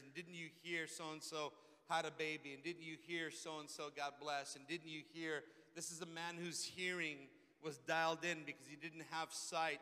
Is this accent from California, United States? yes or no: yes; Redondo Beach, California, United States; also born or lived in Hawthorne; back into my hometown, Redondo Beach